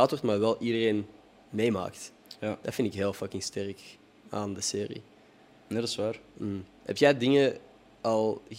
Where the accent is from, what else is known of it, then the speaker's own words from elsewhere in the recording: Morocco; Ja, ik ben zelf ook Marokkaan mhm. en moslim.